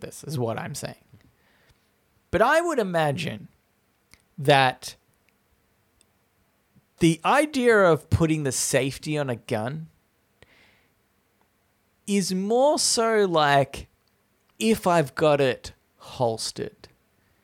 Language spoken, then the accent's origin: English; Australia; I'm an Australian.